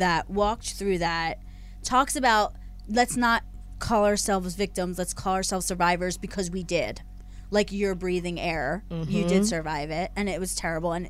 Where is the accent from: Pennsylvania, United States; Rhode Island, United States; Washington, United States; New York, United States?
Pennsylvania, United States; Philadelphia; now in Los Angeles, United States; I'm from Philly and everything's pronounced wrong there.